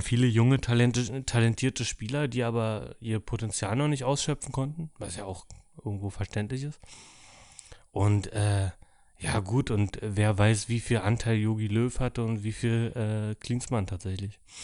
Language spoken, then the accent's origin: German; Dortmund, North Rhine-Westphalia, Germany; muss ich als Dortmunder sagen